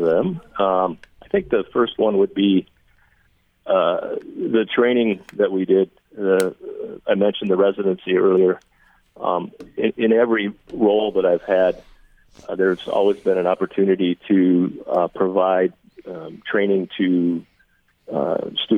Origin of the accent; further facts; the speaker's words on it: Ann Arbor, Michigan, United States; I grew up in Ann Arbor in the 70s